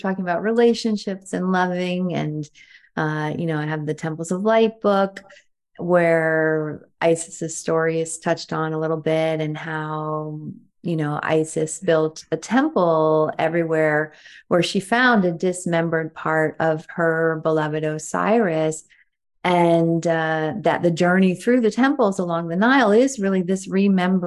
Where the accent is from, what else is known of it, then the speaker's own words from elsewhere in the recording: United States; growing up in the States